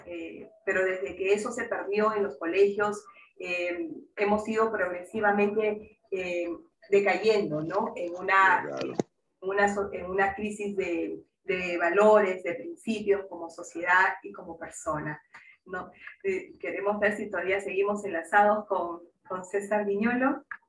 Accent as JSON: {"language": "Spanish", "country": "Peru", "said": "como peruanos y peruanas que somos"}